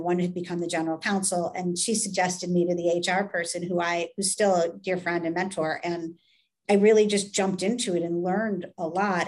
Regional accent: United States; being an American

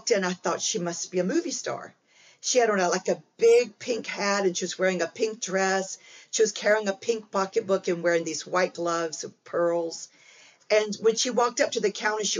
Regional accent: Alabama, United States; I grew up in poverty in Alabama

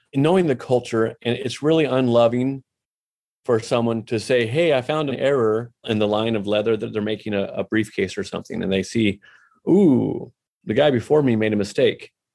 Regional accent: Portland, Oregon, United States; moved away as an adult; also born or lived in Mexico; now in Fort Worth, United States; I'm from Portland, Oregon, and, uh, not now. We're in Fort Worth, Texas now.

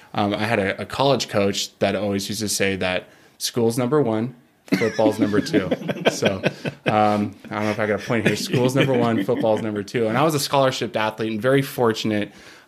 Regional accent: Simi Valley, California, United States; So I'm from California.

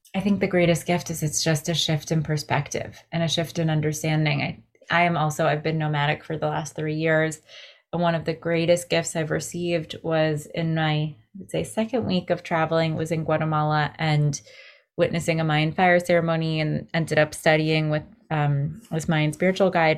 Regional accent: greater New York area, United States; as a millennial growing up in the greater New York area

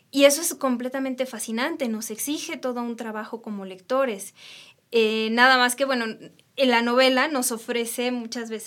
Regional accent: Jalisco, Mexico; soy de Jalisco.

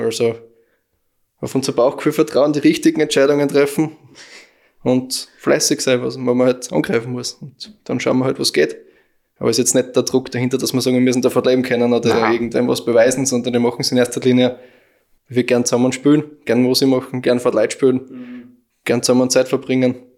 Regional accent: Aflenz, Styria, Austria; wir kommen aus Aflens

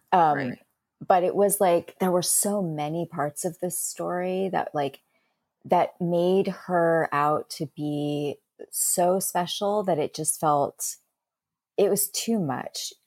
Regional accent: Bay Area, California, United States; I'm from the Bay Area

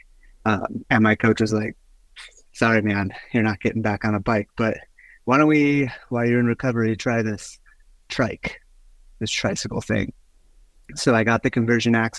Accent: California, United States; moved away as an adult; also born or lived in Big Bear, California / San Francisco Bay Area, California / Salt Lake City, Utah; now in Beaverton, United States; I grew up in California, partially down in the mountains in Southern California, like Big Bear area, until I was about 10, and then we moved to the Bay, San Francisco Bay area, where I lived till I joined the Marine Corps

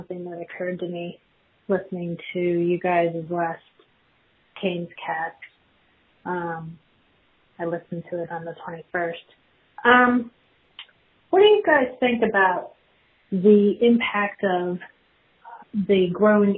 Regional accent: Pennsylvania, United States; moved away as an adult; also born or lived in Raleigh area, North Carolina; now in Raleigh, United States; I grew up in the Pennsylvania area

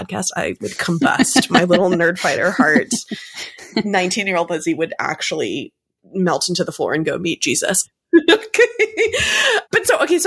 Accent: Chapel Hill, North Carolina, United States; I grew up in Chapel Hill

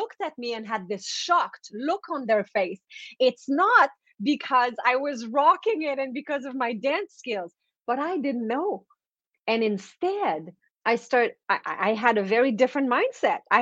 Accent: East Coast of Canada, Canada; first language French; English is a second language; So I'm French Canadian, so I come from the East Coast of Canada

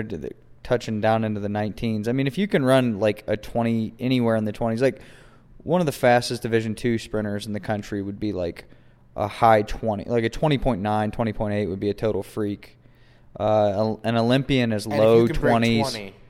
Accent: Weston, West Virginia, United States; also born or lived in Charleston, West Virginia; I'm from Weston, West Virginia. All right. Born in Charleston.

